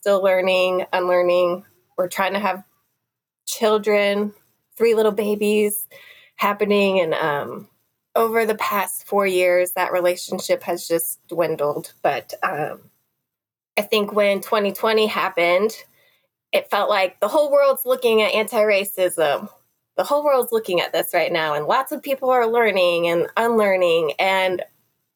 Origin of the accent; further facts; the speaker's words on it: Nebraska, United States; also born or lived in Missouri, United States / South Korea; I grew up in Nebraska and Missouri